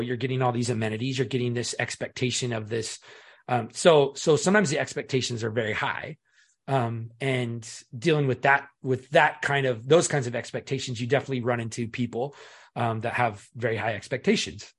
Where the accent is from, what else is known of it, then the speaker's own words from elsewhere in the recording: Seattle, Washington, United States; I was born and raised in Seattle